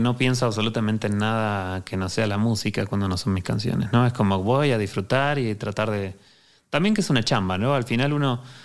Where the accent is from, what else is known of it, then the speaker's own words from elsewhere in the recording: Argentina; now in Mexico; venimos de Argentina